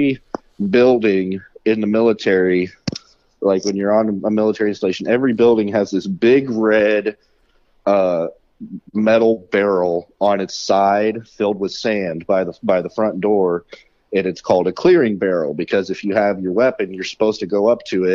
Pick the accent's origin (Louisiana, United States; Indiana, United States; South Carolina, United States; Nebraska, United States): Indiana, United States; Vigo County; born or raised there